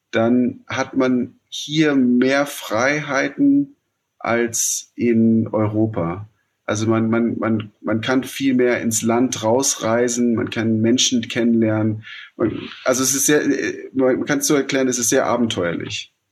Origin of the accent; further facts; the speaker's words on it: Nairobi, Kenya; Zum einen, ich bin in Nairobi aufgewachsen. Ähm, deswegen, ich kenne die, die Stadt.